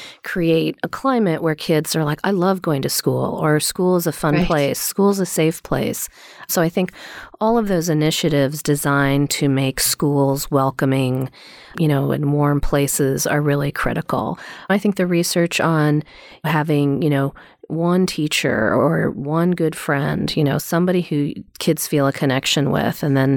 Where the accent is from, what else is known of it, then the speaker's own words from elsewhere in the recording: East Coast, United States; I grew up on the East Coast and had a group of friends